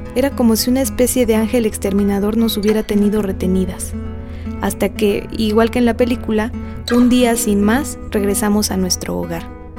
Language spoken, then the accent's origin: Spanish; Atlixco, Puebla, Mexico; Nací en Atlixco, Puebla, o Atlixco de las Flores